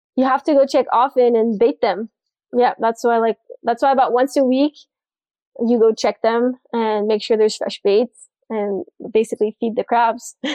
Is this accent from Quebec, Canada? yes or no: yes; Montreal, Quebec, Canada; moved away as an adult; now in Fort Lauderdale, United States; I'm from Montreal, Canada. So that's why I talk a little funny sometimes.